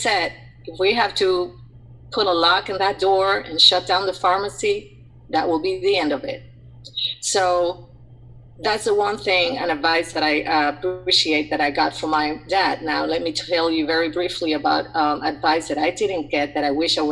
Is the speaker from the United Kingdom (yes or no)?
no; Puerto Rico; moved away as an adult; also born or lived in Atlanta; I'm originally from Puerto Rico, born and raised in a coastal town